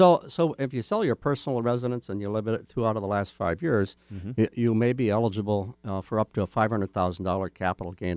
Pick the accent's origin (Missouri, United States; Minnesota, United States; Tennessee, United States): Minnesota, United States; Moorhead; I grew up in Moorhead, Minnesota, across the river from Fargo, North Dakota.